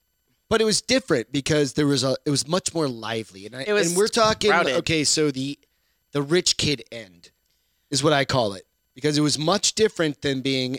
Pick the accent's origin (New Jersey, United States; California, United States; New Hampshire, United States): New Hampshire, United States; I grew up in New Hampshire and it sucks.